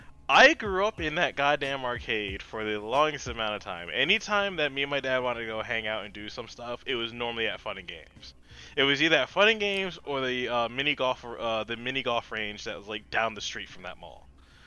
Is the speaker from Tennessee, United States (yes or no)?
no; New Jersey, United States; now in Maryland, United States; I'm originally from Jersey. I've lived in Jersey from 92 to 06.